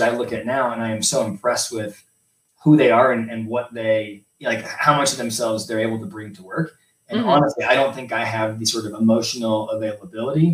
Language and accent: English; Colorado, United States; also born or lived in Los Angeles, California; I grew up in Colorado, moved to California for school, undergrad and master's degree